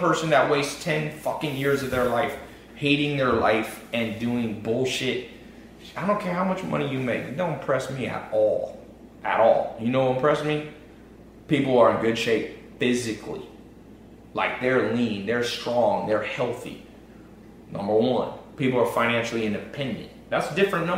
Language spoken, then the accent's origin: English; Long Beach, California, United States; I was born in Long Beach, Compton area